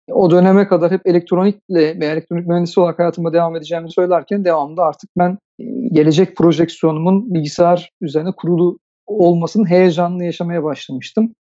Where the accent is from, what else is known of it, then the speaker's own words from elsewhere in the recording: Istanbul, Turkey; 1975 doğumluyum. İstanbul'da doğdum ben